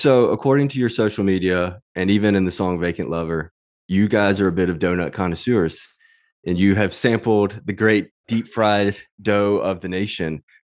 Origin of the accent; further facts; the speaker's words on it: Mississippi, United States; I grew up in Mississippi where everything's a little more spread out